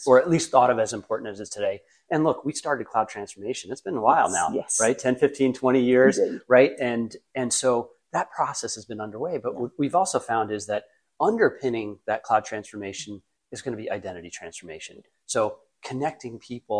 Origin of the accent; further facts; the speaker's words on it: Michigan, United States; moved away; also born or lived in Boston; I grew up in Michigan